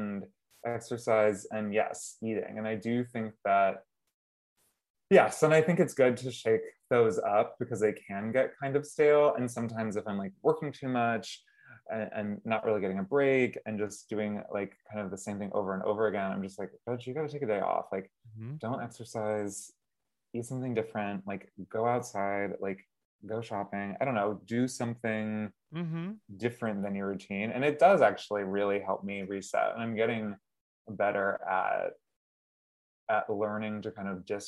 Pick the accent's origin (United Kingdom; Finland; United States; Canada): United States; Massachusetts; also born or lived in Pennsylvania; I was born in Pennsylvania, but then I was raised in Massachusetts